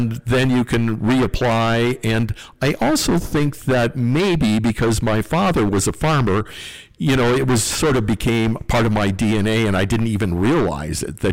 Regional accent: North Dakota, United States; growing up on the farm

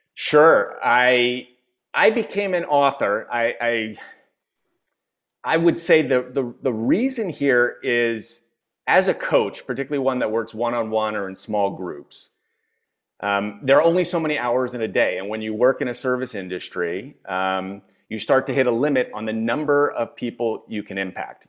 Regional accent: Philadelphia, Pennsylvania, United States; moved away as an adult; also born or lived in China / Europe / California / New York; now in Spain; I am born and raised in the States. I'm originally from Philadelphia.

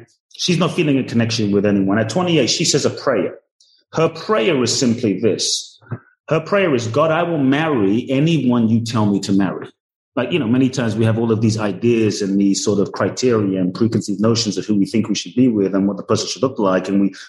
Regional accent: London, United Kingdom; also born or lived in Ghana / Los Angeles / Mexico; now in Miami, United States; So I was born in Ghana, West Africa. My father's from Ghana. My mother's Japanese. I grew up in London. I lived in Los Angeles, now Miami, and partly Mexico

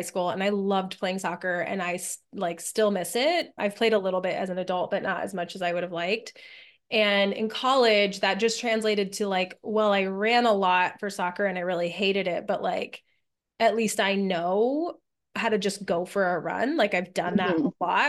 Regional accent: New Mexico, United States; moved away as an adult; also born or lived in Pennsylvania; I didn't grow up in Pennsylvania. I grew up in New Mexico.

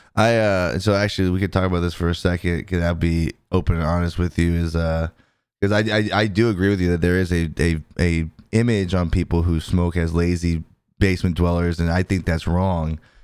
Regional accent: California, United States; moved away; I'm originally from California

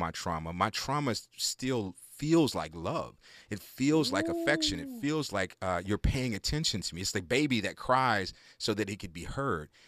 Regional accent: Houston, Texas, United States; I come from Houston, Texas, and in the neighborhood I grew up in, South Park

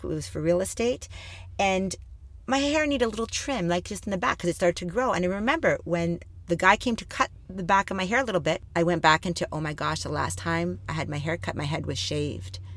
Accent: Thunder Bay, Ontario, Canada; I was born and raised in Thunder Bay, Ontario

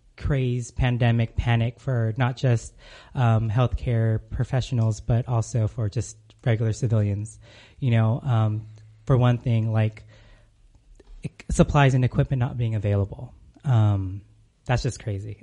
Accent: California, United States; moved away as an adult; now in Arizona, United States; I'm originally from California, moved to Arizona a couple years back.

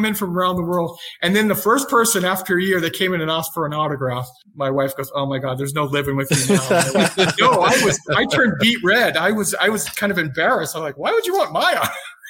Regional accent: El Cajon, California, United States; moved away as an adult; now in Phoenix, United States; I grew up in California, which is El Cajon's a suburb of San Diego. Went to El Cajon Valley High

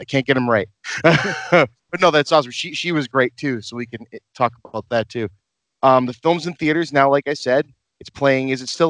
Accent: Lynn, Massachusetts, United States; Ryan and I grew up in Lynn, Massachusetts, where I still live, a large city just north of Boston. We both attended Sacred Heart School, a Catholic elementary school in Lynn.

